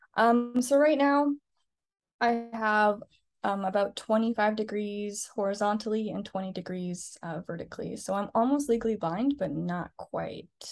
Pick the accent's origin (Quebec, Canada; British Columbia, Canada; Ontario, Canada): Ontario, Canada; Scarborough; now in Vancouver Island, Canada; I'm originally from Scarborough, Ontario.